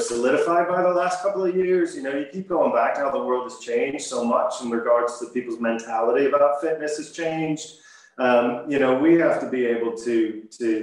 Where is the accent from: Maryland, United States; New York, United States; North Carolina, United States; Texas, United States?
Maryland, United States; moved away as an adult; also born or lived in Massachusetts / Los Angeles; now in Northern Ireland, United Kingdom; My family's from Massachusetts, and I grew up or spent my formative years in Maryland